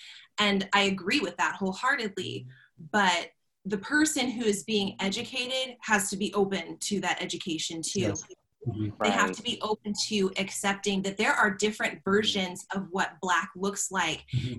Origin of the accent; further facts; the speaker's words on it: California, United States; I mentioned earlier that I grew up in Southern California.